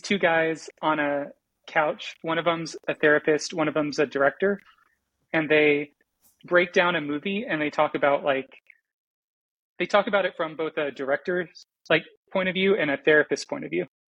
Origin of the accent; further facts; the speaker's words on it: Florida, United States; I took seven years of Spanish because I grew up in Florida